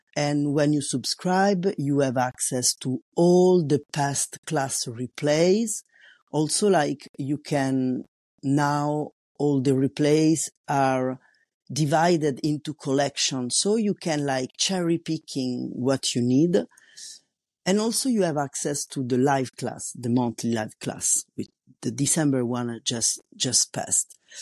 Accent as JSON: {"language": "English", "country": "Italy", "second_language": "English", "moved": "as an adult", "lives_now": "France", "said": "I'm an Italian. living in France, and I've been living here for more than twenty years"}